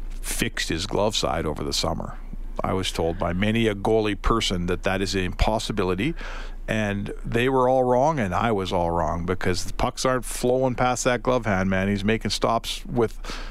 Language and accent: English; Canada; as a Canadian, you kind of when you sign the papers or when your parents sign the papers when you were born here, the rider in the contract is you're going to get snowed on at some point.